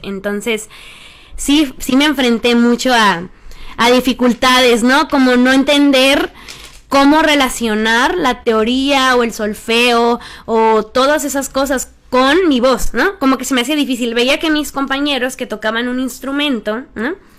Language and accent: Spanish; Empalme, Sonora, Mexico; now in Mexico City, Mexico; yo soy originaria de Empalme, Sonora